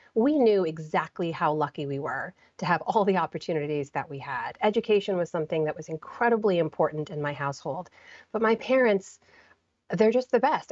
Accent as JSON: {"language": "English", "country": "United States", "tie": "born or raised there", "said": "growing up in the United States"}